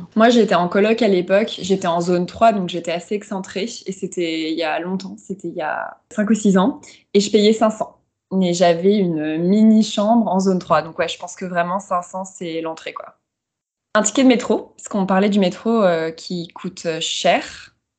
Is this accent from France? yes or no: yes; France; moved away; also born or lived in Shanghai; en tant que Française